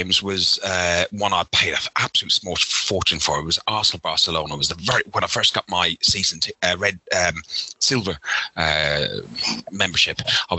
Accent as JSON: {"language": "English", "country": "Ireland", "accent": "Irish", "moved": "as an adult", "lives_now": "Essex, United Kingdom", "said": "Yeah, well, I'm originally from Ireland. If you can hear from my accent, it's a little bit messed up. I've been living in London for nearly 30 years. I live now out in Essex"}